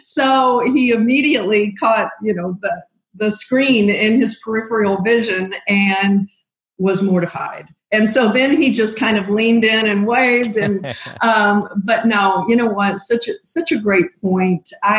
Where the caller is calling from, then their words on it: Springfield, Missouri, United States; I am calling in from my home office in Springfield, Missouri.